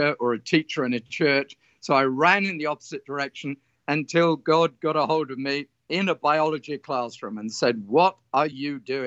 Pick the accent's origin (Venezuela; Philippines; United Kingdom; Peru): United Kingdom; south of England; moved away as an adult; now in Australia; I was brought up in England on a farming community in the south of England